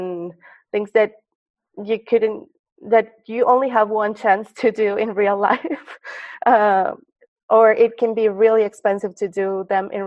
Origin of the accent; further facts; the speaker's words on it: Mexico City, Mexico; moved away as an adult; now in Silicon Valley, United States; I'm from Mexico City